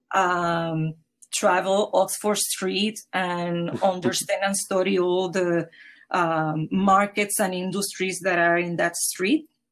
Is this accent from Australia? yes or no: no; Puerto Rico; now in New York, United States; Home is Puerto Rico. It is in the Caribbean